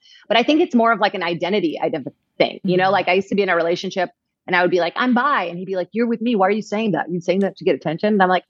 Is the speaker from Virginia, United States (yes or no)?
yes; Virginia, United States; I was an immigrant. I grew up in Virginia.